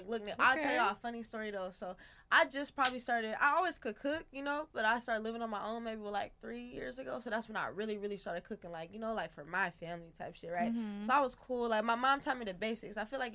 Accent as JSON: {"language": "English", "region": "California", "country": "United States", "said": "Oh, please don't. I'm from the Bay."}